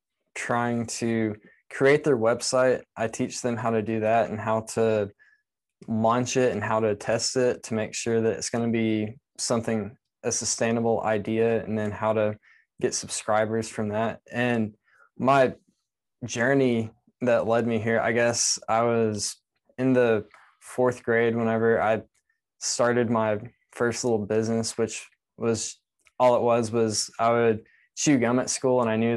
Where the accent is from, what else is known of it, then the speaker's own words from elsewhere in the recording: Texas, United States; now in Lakeland, United States; So I say I'm from Texas because that's the longest I lived anywhere, which was 7 years. And I currently live in Lakeland, Florida, and that's right between Tampa and Orlando.